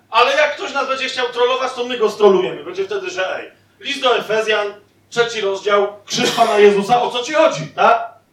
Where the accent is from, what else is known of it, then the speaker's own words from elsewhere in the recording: southern Poland, Poland; sam jestem z południa i moja żona też